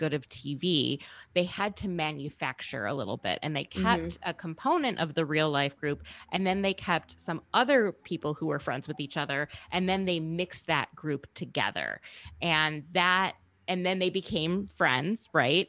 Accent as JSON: {"language": "English", "region": "Minnesota", "country": "United States", "said": "I'm also from Minnesota"}